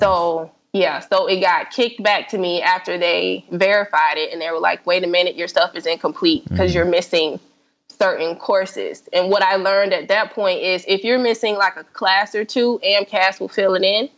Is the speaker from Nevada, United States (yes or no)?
no; South Florida, United States; I'm from South Florida, so I applied to only schools in Florida